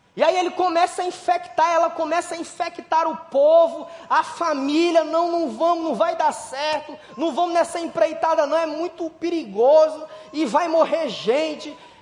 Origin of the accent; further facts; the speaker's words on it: Brazil; a gente é brasileiro